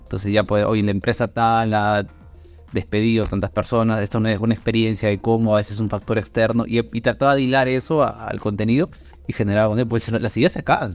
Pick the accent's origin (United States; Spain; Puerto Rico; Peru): Peru; soy de Perú